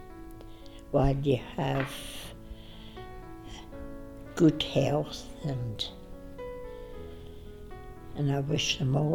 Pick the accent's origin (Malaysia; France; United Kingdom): United Kingdom; England; also born or lived in Hilton, East Ross; now in Scotland; I'm from England